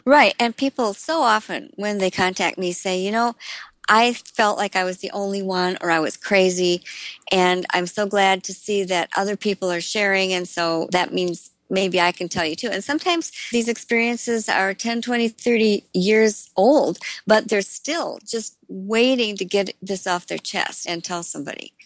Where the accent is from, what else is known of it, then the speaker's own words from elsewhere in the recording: Elkhorn, Wisconsin, United States; a road just outside of my hometown of Elkhorn, Wisconsin